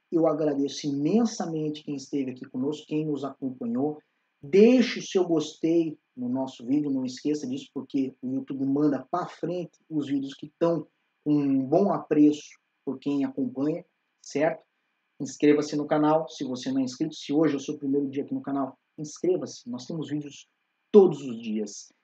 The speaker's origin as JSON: {"language": "Portuguese", "town": "Curitiba", "region": "Paraná", "country": "Brazil", "moved": "yes", "said": "nós ambos somos de Curitiba"}